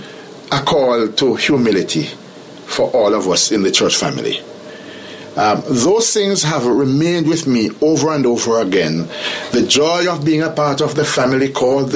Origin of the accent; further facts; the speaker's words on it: Jamaica; I'm from Jamaica, and Jamaica is a very small country